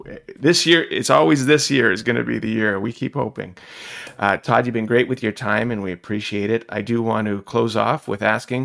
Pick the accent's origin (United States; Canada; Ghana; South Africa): Canada; Toronto, Ontario; I'm born and bred in Toronto.